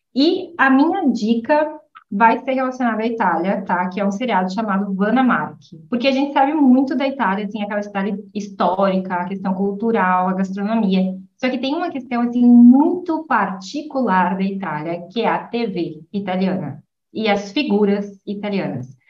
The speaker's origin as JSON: {"language": "Portuguese", "town": "São Borja", "region": "Rio Grande do Sul", "country": "Brazil", "moved": "as an adult", "lives_now": "Italy", "said": "Eu sou fronteirista, né? Sou de São Borja ali, tá, fronteira com a Argentina"}